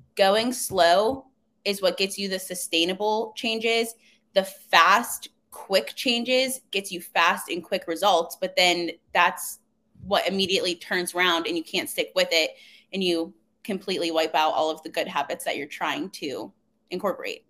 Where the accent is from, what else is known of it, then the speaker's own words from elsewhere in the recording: Coraopolis, Pennsylvania, United States; I'm from Pittsburgh, a really small town, unlike the outskirts. It's called Coriopolis.